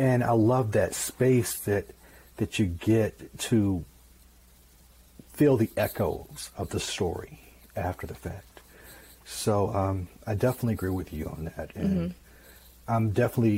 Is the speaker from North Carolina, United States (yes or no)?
no; Mississippi, United States; moved away; I'm from Mississippi originally